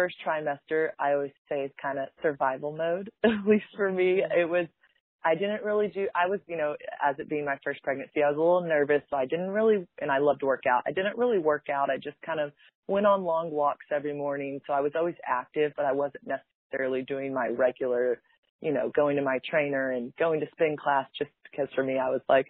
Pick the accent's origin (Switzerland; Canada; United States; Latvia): United States; Dallas, Texas; I'm from Dallas